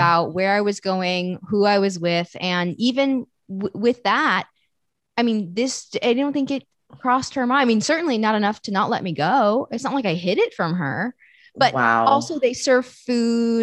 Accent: New York City, New York, United States; I grew up in New York City

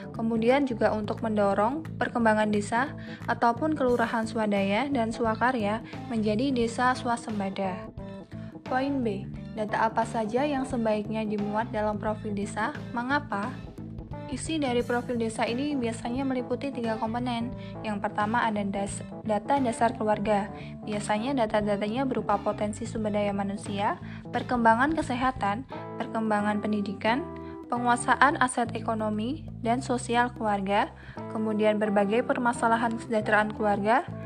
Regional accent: a village in Sleman, Special Region of Yogyakarta, Indonesia; profil desa saya, Desa Sideluk, Berjokulon Sideluk Hurmulian Sleman

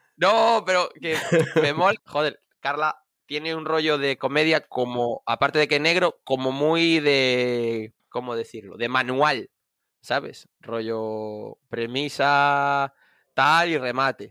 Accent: Vigo, Galicia, Spain; now in Cuntis, Spain; yo soy de Vigo, eh, born in Vigo, pero criado. Bueno, criado en Vigo también, pero ahora vivo en Cuntis

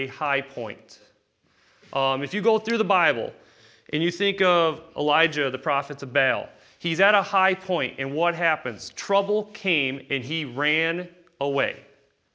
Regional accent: United States; I'm American.

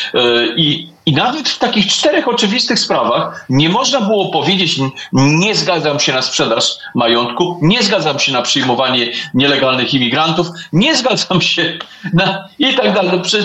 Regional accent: Warsaw, Masovian Voivodeship, Poland; Warszawa jest moim miejscem na ziemi i e, tu się urodziłem, tu się wychowałem i tu pewnie umrę.

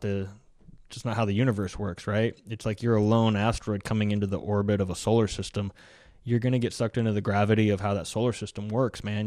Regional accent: United States; we're Americans

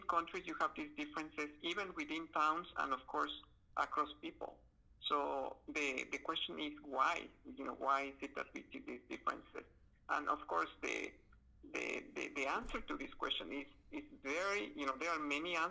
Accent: Guatemala; moved away; I am from, I was born in Guatemala in Central America.

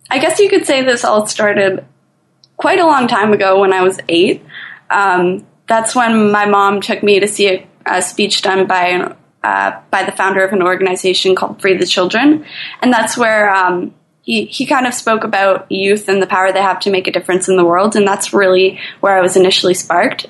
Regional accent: Toronto, Ontario, Canada; I'm from Toronto, Canada

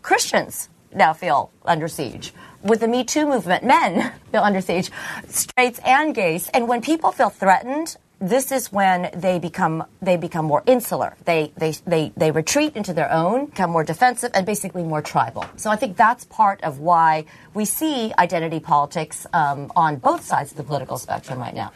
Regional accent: Philippines; now in United States; I'm from the Philippines

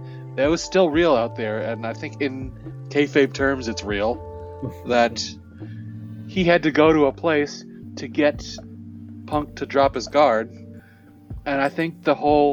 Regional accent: Chicago, Illinois, United States; I'm from Chicago

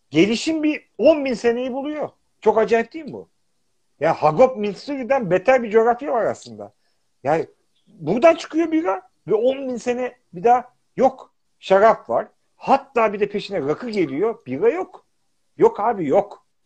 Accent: Istanbul, Turkey; now in England; Kadıköylüyüm. Yani ben karşının çocuğuyum

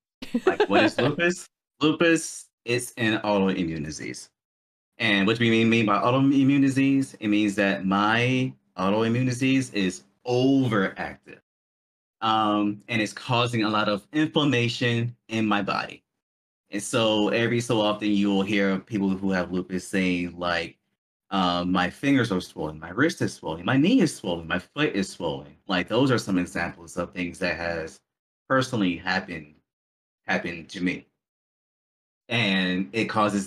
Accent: Baltimore, Maryland, United States; also born or lived in Korea; My hometown is Baltimore, Maryland

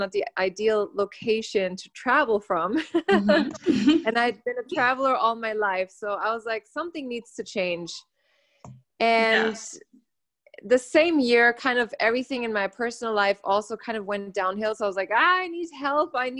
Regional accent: Germany; moved away as an adult; also born or lived in United States; I was born and raised in Germany. And when I was 19, I didn't want to live there anymore. So I went to the US

